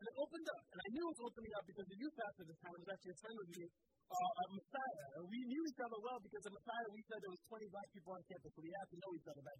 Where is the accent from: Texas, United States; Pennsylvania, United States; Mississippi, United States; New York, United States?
Pennsylvania, United States; Philadelphia; I grew up in the Philly school district.